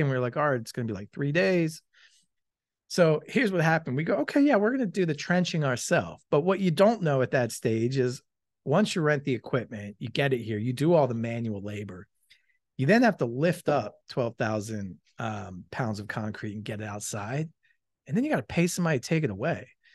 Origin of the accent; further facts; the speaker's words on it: Malvern, Pennsylvania, United States; also born or lived in Philadelphia; I grew up in Malvern